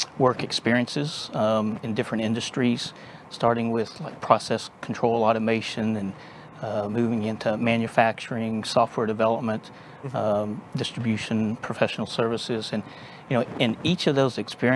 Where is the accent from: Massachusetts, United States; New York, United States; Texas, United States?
Texas, United States; also born or lived in Dallas, Texas; born and raised in Texas. And spent most of my life here in the Dallas area, a couple of times out in West Texas, and was born in Central Texas, but native Texan.